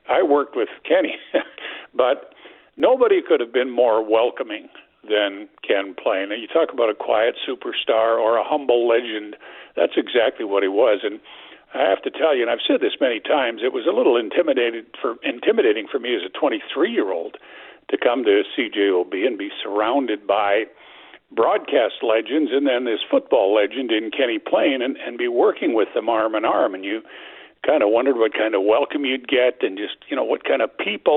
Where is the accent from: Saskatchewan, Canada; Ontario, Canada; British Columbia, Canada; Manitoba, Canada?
Saskatchewan, Canada; Regina; moved away as an adult; now in Winnipeg, Canada; as a kid growing up in Regina